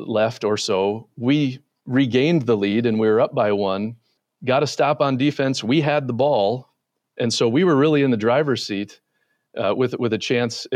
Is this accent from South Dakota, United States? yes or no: yes; Mitchell, South Dakota, United States; now in Minnesota, United States; I grew up in Mitchell, South Dakota, home of the world's only corn palace.